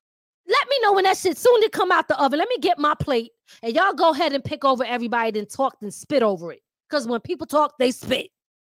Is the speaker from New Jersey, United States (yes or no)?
no; Philadelphia, Pennsylvania, United States; accent: Philly/New York; I'm from Philly, right? So some of my words are not, I might have a New York talking accent, but I still might bring certain words that's from Philly out. So I got a mixture of a Philly accent and a New York accent.